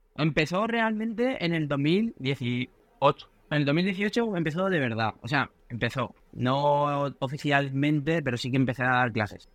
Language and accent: Spanish; Mediterranean coast, Spain; Nosotros somos de, del Mediterráneo